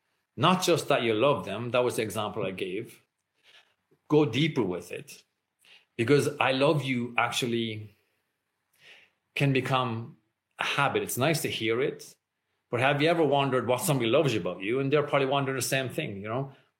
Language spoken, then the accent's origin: English; Ireland; I grew up in Ireland, like I said, very conservative at the time.